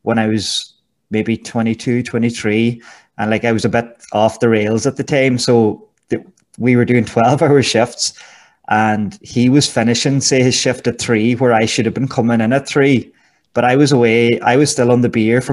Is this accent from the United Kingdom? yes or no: no; Gweedore, Ulster, Ireland; moved away as an adult; now in United Arab Emirates; I'm from Gidore, County Donegal, and a lovely place